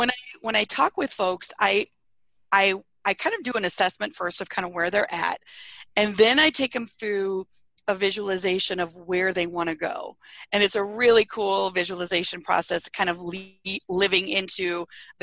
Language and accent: English; Iowa, United States; now in Arizona, United States; I grew up in Iowa